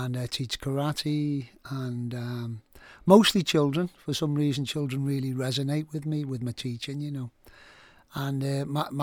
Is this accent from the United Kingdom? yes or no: yes; Liverpool, North West England, United Kingdom; I'm from Liverpool, you probably tell I've got an accent. And I grew up in a rough area